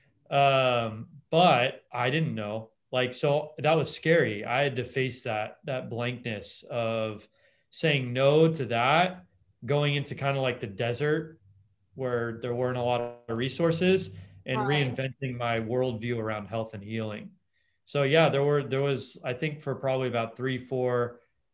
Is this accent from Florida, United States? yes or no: no; Los Angeles, California, United States; I grew up in Los Angeles